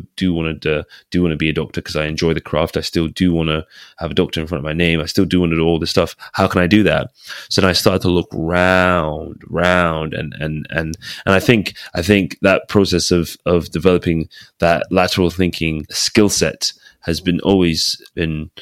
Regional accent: England, United Kingdom; also born or lived in Aberdeen; I'm British, you know, I'm English

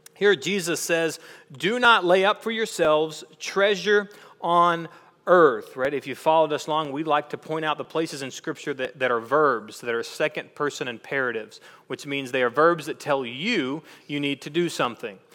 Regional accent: East Texas, United States; we're from East Texas

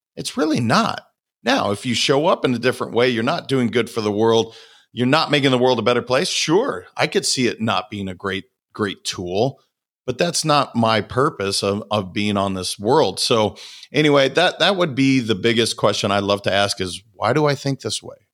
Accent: Montana, United States; I'm a kid from Montana

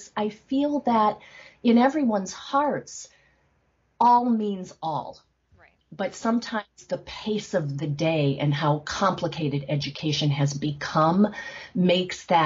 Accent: Northeast Pennsylvania, United States; growing up in Northeast Pennsylvania

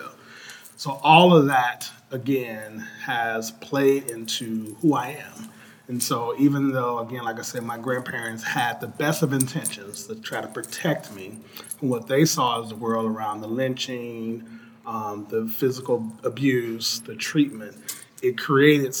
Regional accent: Chicago, Illinois, United States; I'm from Chicago. Poor kid growing up on the south side of Chicago, extended family.

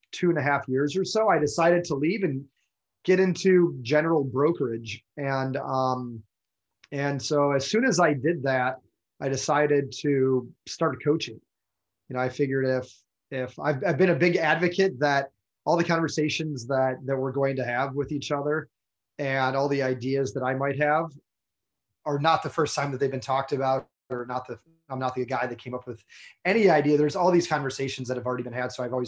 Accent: Michigan, United States; moved away as an adult; now in Charleston, United States; I grew up in Michigan

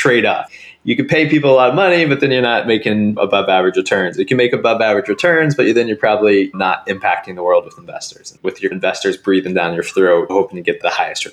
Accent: Springfield, Missouri, United States; I grew up in Springfield, Missouri

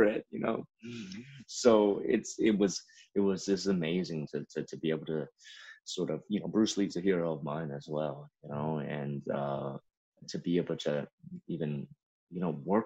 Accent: China; also born or lived in Memphis, United States; now in United States; I grew up in China

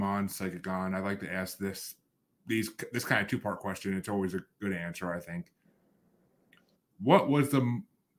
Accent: Massachusetts, United States; I'm actually from Massachusetts. What you see behind me is Massachusetts

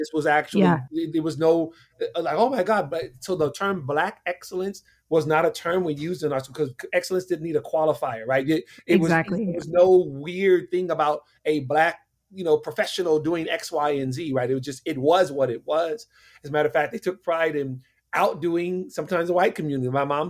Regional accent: San Francisco, California, United States; born or raised there; also born or lived in Little Rock, Arkansas

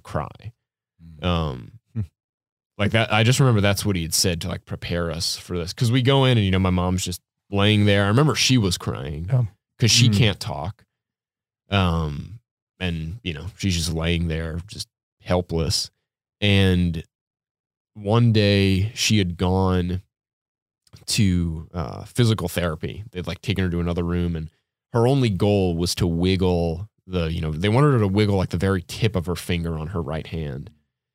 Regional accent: New Orleans, Louisiana, United States; I was growing up in New Orleans, and I was like 7 or 8 years old

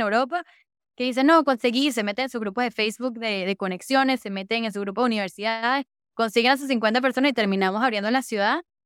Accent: Caracas, Capital District, Venezuela; moved away; soy de Venezuela. Me dijo, ¿qué parte de Venezuela? Le dije, Caracas

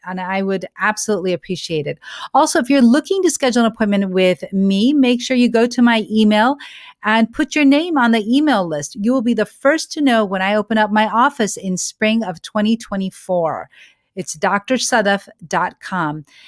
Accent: United States; I am an American born certified O B G Y N

